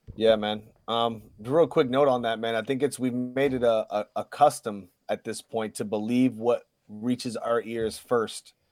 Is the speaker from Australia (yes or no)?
no; Puerto Rico; I'm a Puerto Rican. I keep both the flags on me.